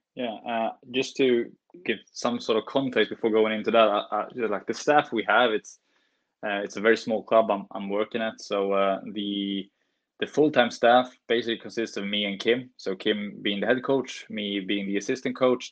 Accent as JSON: {"language": "English", "region": "Norrbotten County", "country": "Sweden", "tie": "born or raised there", "also_born_or_lived": "Stockholm, Sweden", "said": "we moved north when I was eight."}